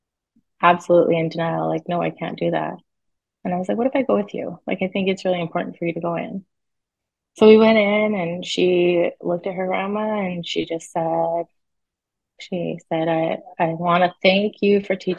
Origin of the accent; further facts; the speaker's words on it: British Columbia, Canada; I'm from Canada, BC